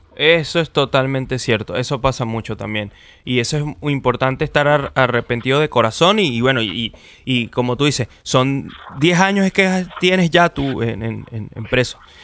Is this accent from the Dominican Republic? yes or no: no; Venezuela; now in Chile; soy venezolano pero estoy viviendo en Chile